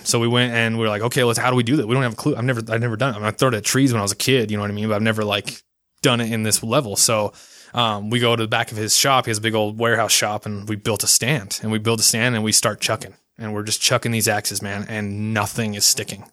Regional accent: Ogden, Utah, United States; also born or lived in Logan, Utah; home is Utah. I was born in Logan, Utah. Lived there for, like, two years of my life as a baby, and then was moved into, uh, Weber in Davis County. And so I've lived in Ogden most of my life

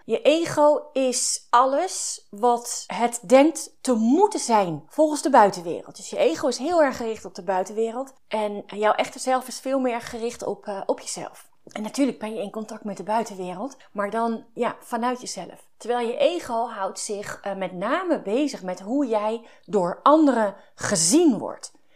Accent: Overijssel, Netherlands; Ik kom uit Overijssel

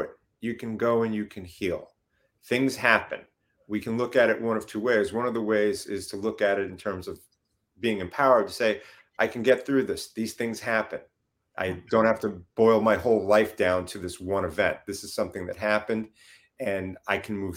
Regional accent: New York, United States; accent: New York; moved away; I'm originally from New York

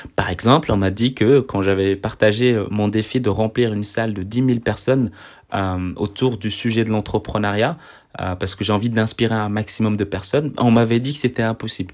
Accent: Belgium; je suis belge

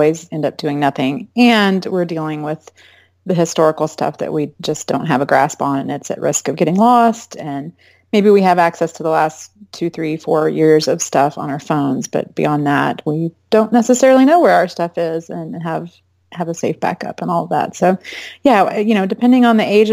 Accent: Arlington, Texas, United States; moved away as an adult; also born or lived in Fort Worth, Texas / California; now in Austin, United States; I'm from Arlington, Dallas-Fort Worth area

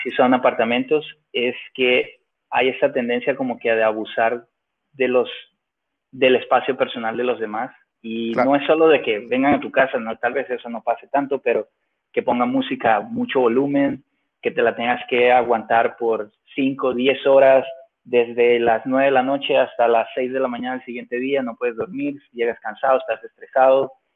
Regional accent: Venezuela; moved away; also born or lived in Finland / Mexico; yo soy de Venezuela y hablo y me la como

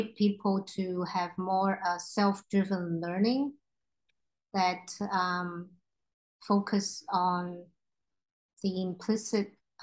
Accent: Hong Kong; also born or lived in Australia; I'm ethnic Chinese, growing up in Hong Kong.

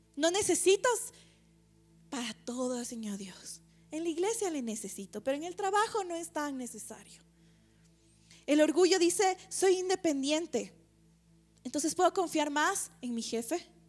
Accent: Ecuador; como ecuatorianos, tal vez como latinos

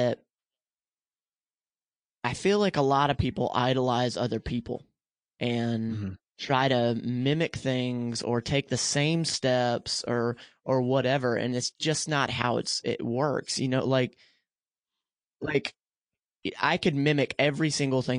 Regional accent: the South, United States; I grew up in the South.

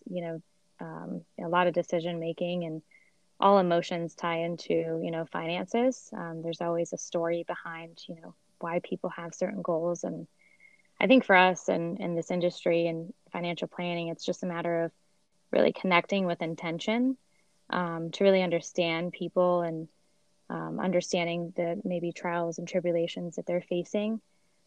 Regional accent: Sweden; moved away; I'm actually from Sweden

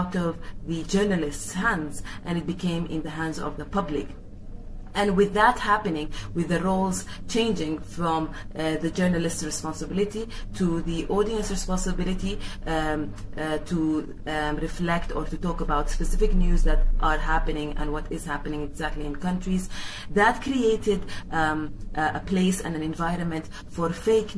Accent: Khartoum, Sudan; I'm from Khartoum, Sudan.

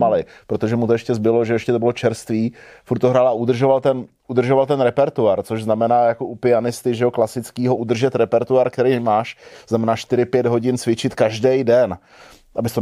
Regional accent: Hořovice, Central Bohemian Region, Czechia; moved away as an adult; also born or lived in Prague; já jsem odcházel z Gimplu pryč z Hořovic prostě úplně do, do Velké Prahy

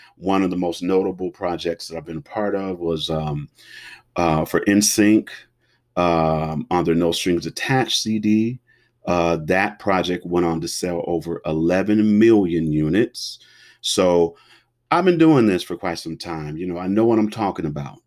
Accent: Cincinnati, Ohio, United States; I was born and raised in Cincinnati, Ohio

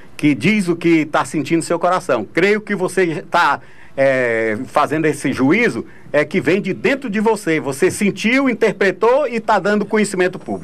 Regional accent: Ceará, Brazil; now in Piauí, Brazil; eu sou cearense porque nasci lá

